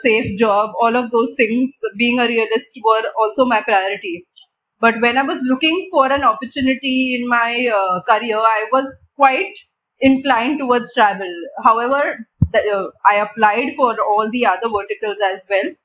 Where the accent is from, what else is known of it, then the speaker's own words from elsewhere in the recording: Mumbai, Maharashtra, India; I've been born and brought up in Mumbai all my life